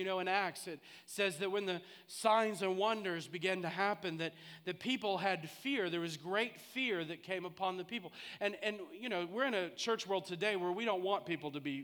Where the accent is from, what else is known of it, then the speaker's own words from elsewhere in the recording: St. Louis, Missouri, United States; I grew up in St. Louis